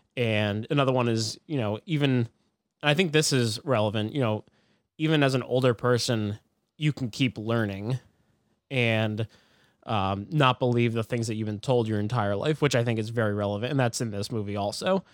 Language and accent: English; United States; as an American